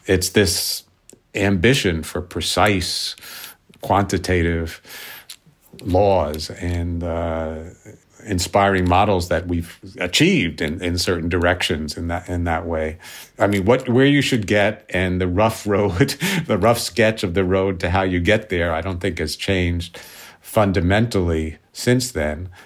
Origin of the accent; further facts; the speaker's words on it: New York City, New York, United States; I grew up in New York City